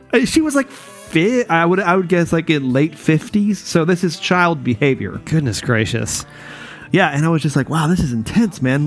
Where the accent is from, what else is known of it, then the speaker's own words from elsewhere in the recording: North Carolina, United States; moved away; I'm from North Carolina, like you know originally